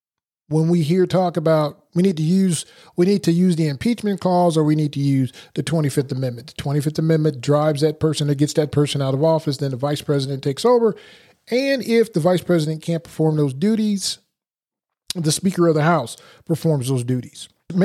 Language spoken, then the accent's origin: English; Portugal; born there; For example, I was born in Portugal. I was born on an Air Force base.